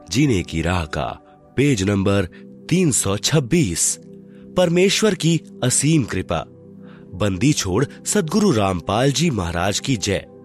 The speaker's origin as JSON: {"language": "Hindi", "town": "Hariyaun", "region": "Madhesh Province", "country": "Nepal", "lives_now": "Bhaktapur, Nepal", "said": "गांव विकास समिति हरियौन जिला सरलाही नेपाल का निवासी हूँ और वर्तमान में काठमांडू उपत्यका टीमी भक्तपुर में घर बनाकर रहता हूँ"}